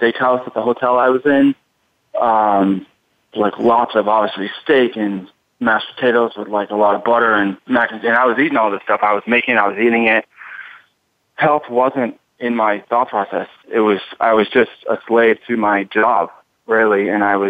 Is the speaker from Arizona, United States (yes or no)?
no; Boston, Massachusetts, United States; moved away; also born or lived in Miami; I'm in Miami now, but I'm from Boston